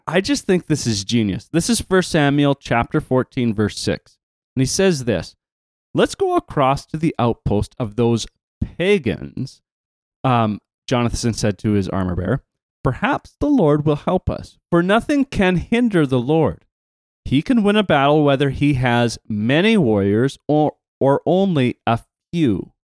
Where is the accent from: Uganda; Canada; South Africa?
Canada; accent: Canadian; my Canadian accent